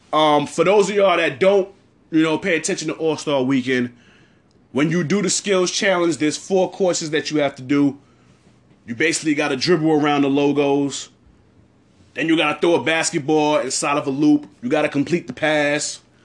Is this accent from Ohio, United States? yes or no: no; New York City, New York, United States; I'm from the East New York section of Brooklyn.